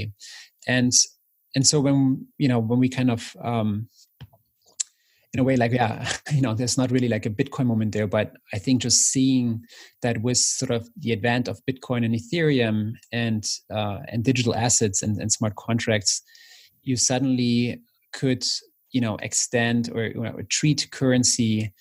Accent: East Germany, Germany; moved away; I grew up in East Germany

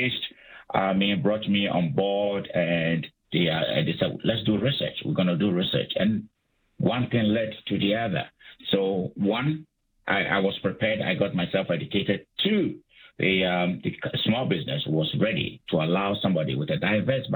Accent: Ghana; moved away as an adult; also born or lived in United States / Calgary, Canada; I'm from Africa. I'm from Ghana. I did my undergraduate studies in Ghana.

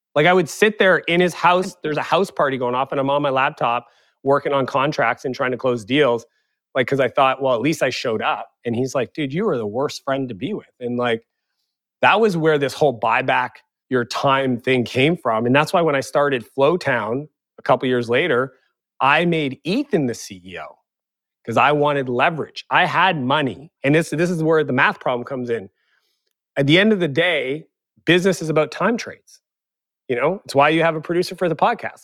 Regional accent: Eastern Canada, Canada; moved away as an adult; also born or lived in San Francisco; now in Kelowna, Canada; I grew up in Eastern Canada where I didn't have access to that network

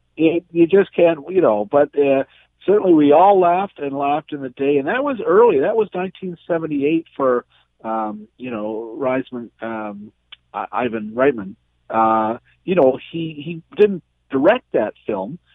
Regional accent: Canada; as a Canadian

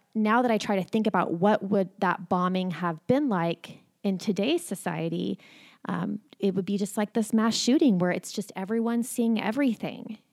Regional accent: Oklahoma City, Oklahoma, United States; I was born and raised in Oklahoma City

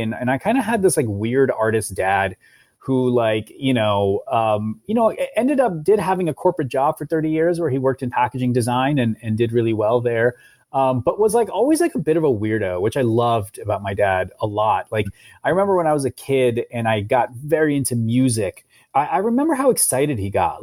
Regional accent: Ohio, United States; I, I was a, a, a, a kid from, in, growing up in Ohio

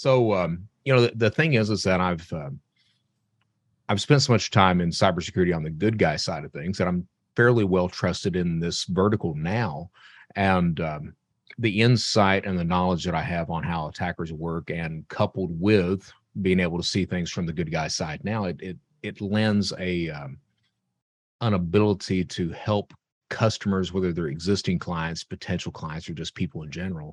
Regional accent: Eastern Kentucky, United States; I'm from Eastern Kentucky, and Eastern Kentucky is one of these areas

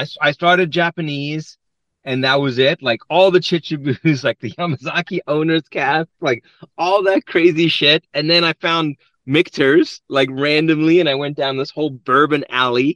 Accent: South Africa; moved away; born and raised in South Africa, I've been here 30 years

